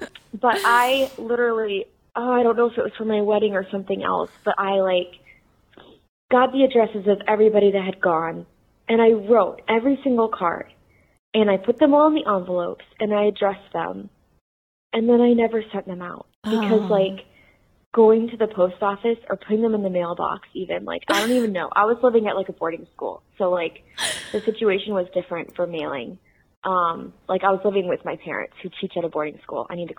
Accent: Tampa, Florida, United States; Hi, Allie. … I am from Tampa, Florida.

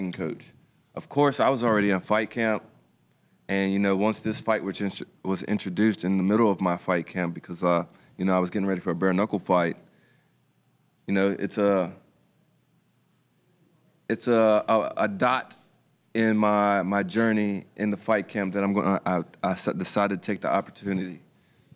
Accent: Franklin County, Virginia, United States; also born or lived in Roanoke, Virginia; my hometown of Franklin County

